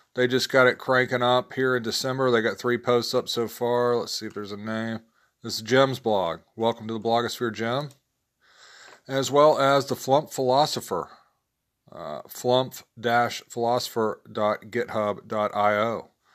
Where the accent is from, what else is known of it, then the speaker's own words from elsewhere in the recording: the South, United States; growing up in the South